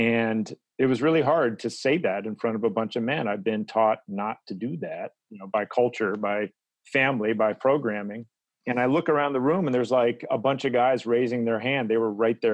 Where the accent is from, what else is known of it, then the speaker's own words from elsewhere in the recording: Midwest, United States; now in Oakland, United States; my background in a general way is I'm from the Midwest